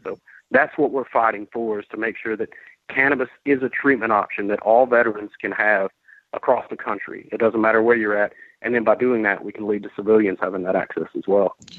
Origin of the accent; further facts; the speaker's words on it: Georgia, United States; also born or lived in Vermont; I came back to Georgia because I wanted to take this fight um, back to my home state where I'm from